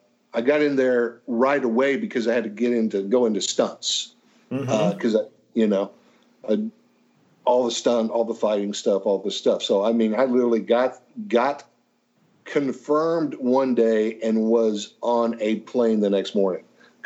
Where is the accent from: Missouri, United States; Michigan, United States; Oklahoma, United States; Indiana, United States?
Oklahoma, United States; I grew up thinking I was a Southerner until I moved to the South. And I'm like, I'm not a Southerner at all, you know. People in Oklahoma are not Southerners.